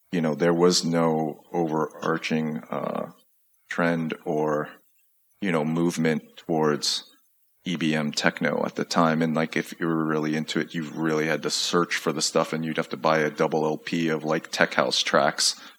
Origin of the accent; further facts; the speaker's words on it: Chicago, Illinois, United States; like i growing up in Chicago